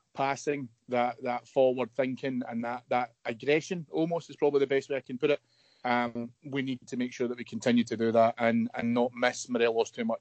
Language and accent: English; Scotland, United Kingdom; As a Scottish footballing public